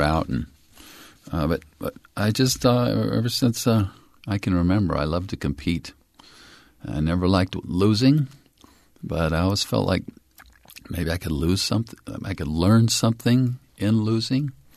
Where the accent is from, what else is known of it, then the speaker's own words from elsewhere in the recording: Provo, Utah, United States; also born or lived in Brigham City, Utah; I was born in the Cooley Memorial Hospital in Brigham City, and I think we lived there till age four or five and then moved to Provo